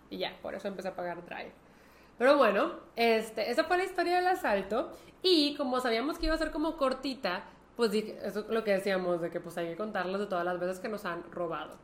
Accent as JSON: {"language": "Spanish", "country": "Mexico", "said": "¿Que no sabes de dónde venimos? ¡De México!"}